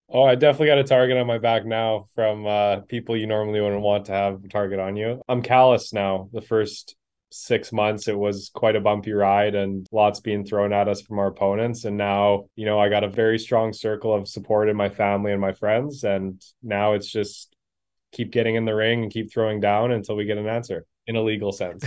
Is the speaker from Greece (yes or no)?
no; Manitoba, Canada; I'm born and raised in Manitoba here